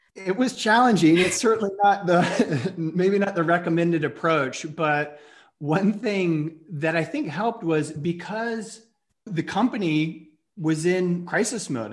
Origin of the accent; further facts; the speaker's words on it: Atlanta, Georgia, United States; moved away as an adult; also born or lived in New York; I grew up in Atlanta